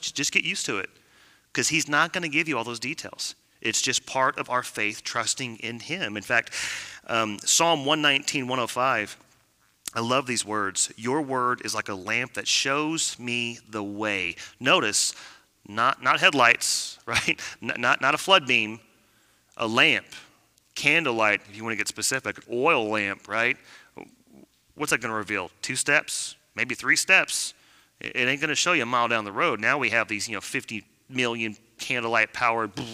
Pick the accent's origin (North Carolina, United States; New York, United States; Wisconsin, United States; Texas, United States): Texas, United States; I'm Texan